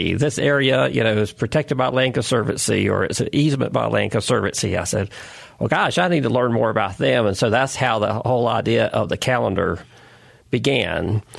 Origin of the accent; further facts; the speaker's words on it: North Carolina, United States; I grew up in North Carolina, always vacationing all over the state